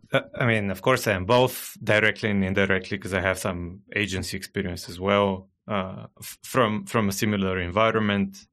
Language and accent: English; Bulgaria; first language Bulgarian; English is a second language; English, not my native language. I'm originally from Bulgaria. I still live in Bulgaria. Bulgarian is my native language.